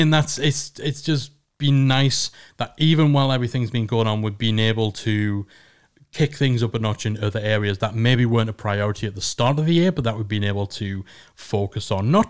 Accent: England, United Kingdom; It's just because we're English.

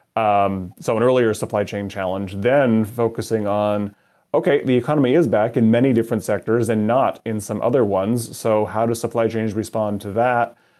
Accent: Canada; moved away as an adult; now in Madison, United States; I grew up in Canada and um, immigrated to the United States a number of years ago.

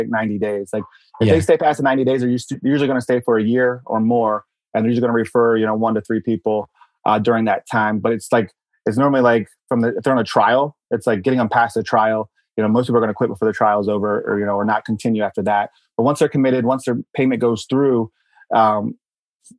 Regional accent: Baltimore, Maryland, United States; moved away; I'm from Baltimore originally

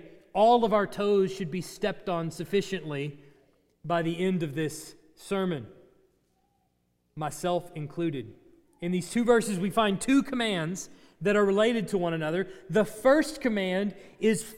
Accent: Texas, United States; I'm from Texas.

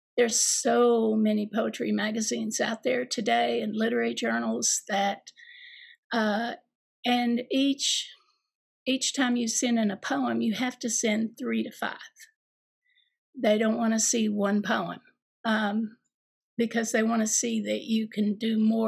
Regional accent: Eastern Kentucky, United States; growing up in Eastern Kentucky to teaching and being a mother

